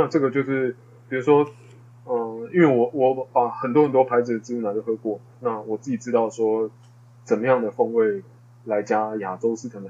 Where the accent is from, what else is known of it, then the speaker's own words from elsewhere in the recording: Hsinchu, Taiwan; 然后然后回我老家在新竹嘛，那就回回我老家